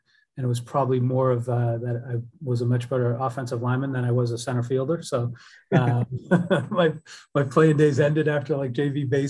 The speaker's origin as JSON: {"language": "English", "town": "Northborough", "region": "Massachusetts", "country": "United States", "tie": "born or raised there", "said": "So I grew up right outside of Worcester, a small town called Northborough, Massachusetts, and went to Algonquin Regional High School. It was a regional school with Southborough, and just had a great upbringing, you know, with my family."}